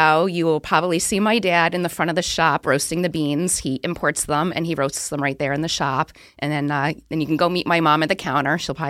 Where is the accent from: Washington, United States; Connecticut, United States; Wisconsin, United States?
Connecticut, United States; Southington; now in Boston, United States; Yeah, I grew up in Southington, Connecticut, graduated high school, started my career in Connecticut.